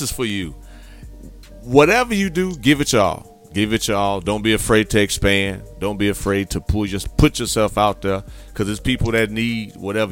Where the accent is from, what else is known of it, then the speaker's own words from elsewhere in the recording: Gary, Indiana, United States; I grew up in Gary, Indiana, mom had me at 16